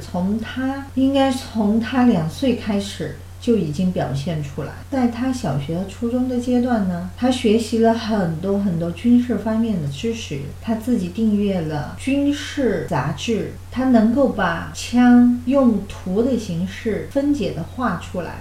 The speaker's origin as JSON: {"language": "Chinese", "country": "China", "moved": "yes", "lives_now": "United States", "said": "我们中国人的风俗"}